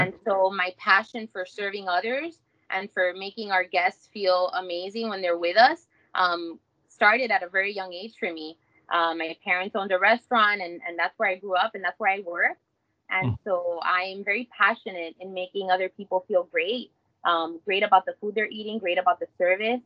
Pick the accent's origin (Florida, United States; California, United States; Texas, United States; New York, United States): Florida, United States; Miami; also born or lived in Hialeah, Florida; I was born in Hialeah and have been raised in in Miami my whole life